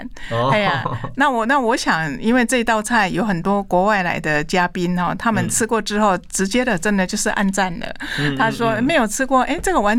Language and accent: Chinese; Taiwan; 我们台湾人